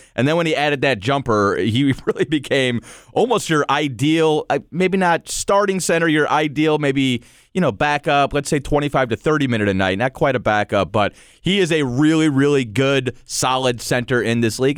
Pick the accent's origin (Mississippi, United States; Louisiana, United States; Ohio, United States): Ohio, United States; Cleveland; moved away; I'm from Cleveland originally